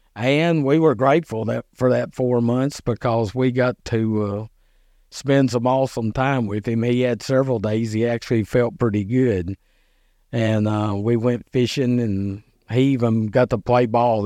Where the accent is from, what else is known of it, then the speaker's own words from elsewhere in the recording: Dixon, Tennessee, United States; moved away as an adult; now in Burns, United States; I lived in, I grew up in Dixon